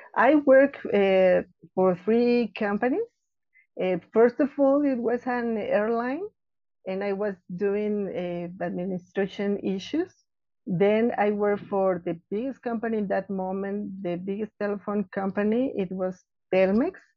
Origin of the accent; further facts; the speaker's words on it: Mexico City, Mexico; I was born here in Mexico City. I, I live uh, actually here in Mexico City